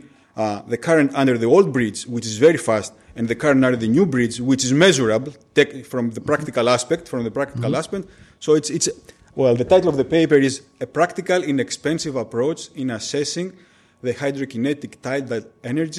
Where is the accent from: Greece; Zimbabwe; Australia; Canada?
Greece; Chalkida, Central Greece; I'm from Chalkida